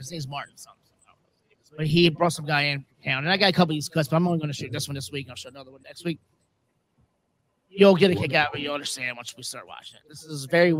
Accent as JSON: {"language": "English", "country": "Philippines", "said": "I'm Filipino."}